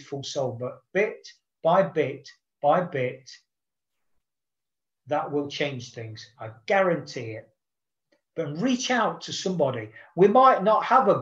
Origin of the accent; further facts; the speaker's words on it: United Kingdom; as a Brit